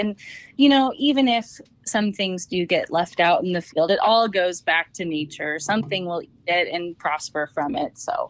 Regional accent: Napa, California, United States; I grew up in Napa, so it's hard not to be into wine.

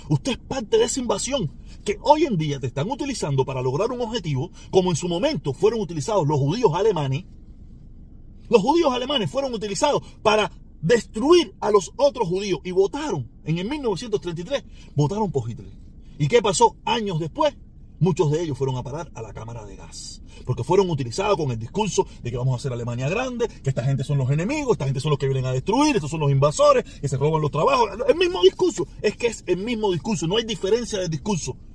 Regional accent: Cuba; now in United States; el ejemplo que ellos tienen para lo que no se debe hacer con la inmigración en este país somos los cubanos

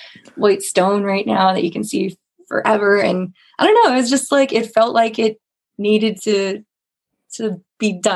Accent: New Boston, New Hampshire, United States; in New Boston, my hometown, which is a town over from Francistown

